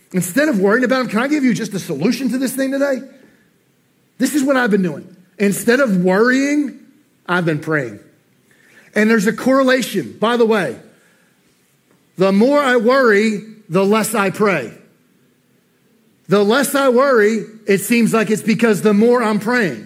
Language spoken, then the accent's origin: English; New Jersey, United States; moved away; I'm from New Jersey, I can't say worry right